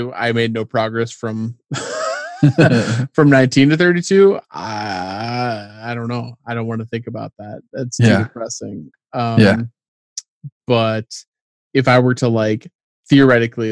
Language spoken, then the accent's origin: English; Platte, South Dakota, United States; moved away as an adult; now in Brookings, United States; growing up in Platt, maybe, and also like being raised by a single mother